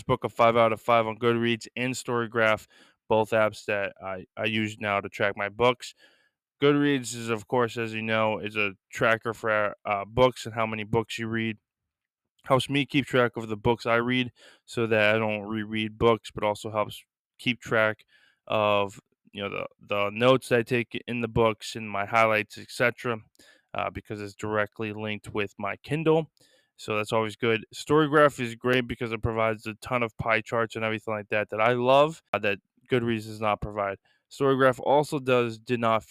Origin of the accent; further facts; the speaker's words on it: Lisbon, Maine, United States; my hometown in Lisbon